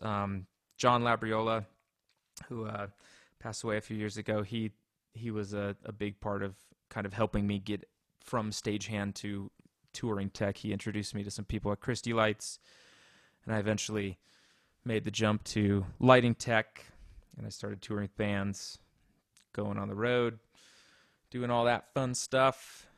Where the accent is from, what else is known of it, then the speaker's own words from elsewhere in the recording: Colorado, United States; also born or lived in Indianapolis; I was born in Colorado, grew up here